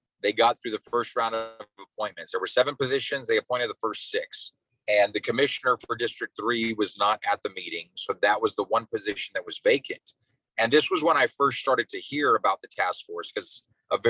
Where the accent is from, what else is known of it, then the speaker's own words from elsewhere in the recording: Brownsville, Texas, United States; Born and raised in Brownsville